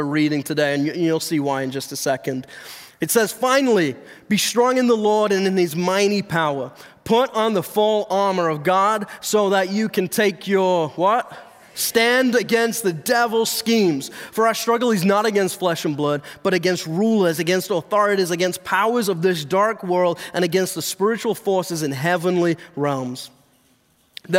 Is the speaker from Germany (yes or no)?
no; England, United Kingdom; moved away; I'm not from around here. Okay? I was actually born and raised in England.